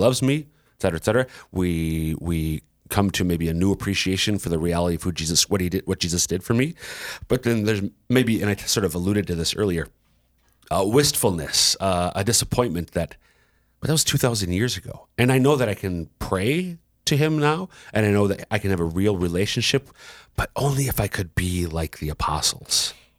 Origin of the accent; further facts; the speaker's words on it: Minnesota, United States; now in South Dakota, United States; I'm originally from Minnesota